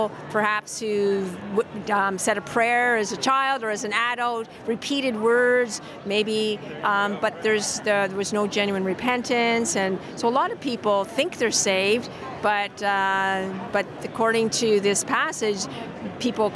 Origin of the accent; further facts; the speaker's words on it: Ontario, Canada; I'm Canadian